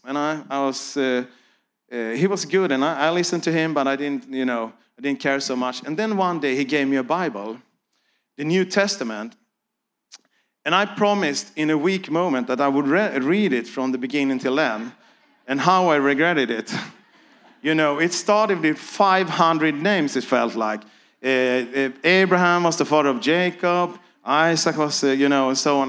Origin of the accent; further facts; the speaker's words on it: Sweden; I'm here from Sweden